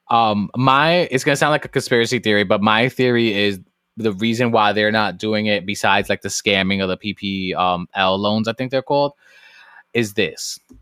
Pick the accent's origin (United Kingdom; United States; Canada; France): United States; New York City, New York; moved away; born and raised in the South Bronx